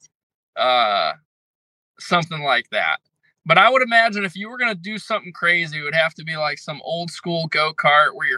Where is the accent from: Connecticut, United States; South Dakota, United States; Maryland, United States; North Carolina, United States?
Connecticut, United States; I'm from Connecticut